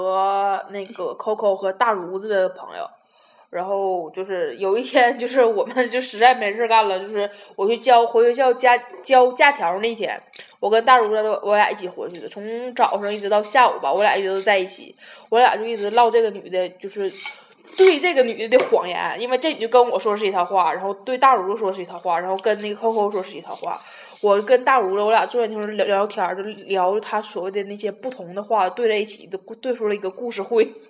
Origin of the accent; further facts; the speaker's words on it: Taiwan; Hello，大家好，